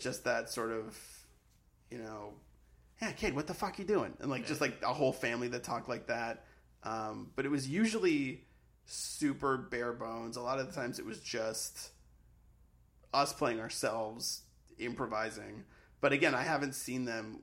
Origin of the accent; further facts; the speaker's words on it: Sharon, Massachusetts, United States; growing up in Sharon was uh, sort of idyllic and sort of boring